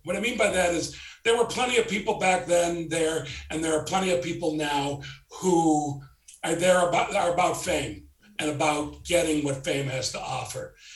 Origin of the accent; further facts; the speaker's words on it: Chicago, Illinois, United States; moved away; also born or lived in South Florida; I'm from Chicago. I was living in South Florida. My family had moved there and I moved back to Chicago to do Second City.